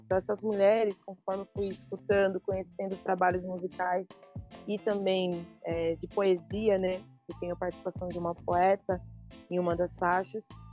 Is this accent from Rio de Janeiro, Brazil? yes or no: no; São Paulo, Brazil; Eu sou de São Paulo, mas eu trago essa ancestralidade da Bahia